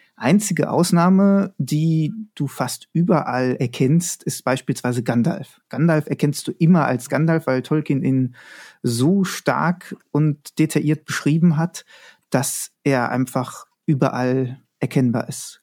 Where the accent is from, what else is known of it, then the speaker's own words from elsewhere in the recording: Frankfurt am Main, Hesse, Germany; bin gebürtig aus Frankfurt am Main